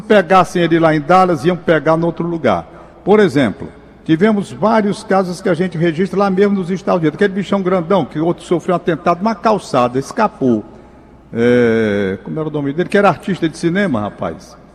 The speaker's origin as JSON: {"language": "Portuguese", "town": "Fortaleza", "region": "Ceará", "country": "Brazil", "tie": "born or raised there", "said": "Eu sou cearense"}